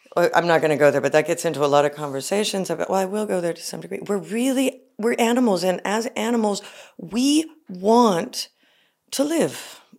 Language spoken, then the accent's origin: English; United States; I'm an American woman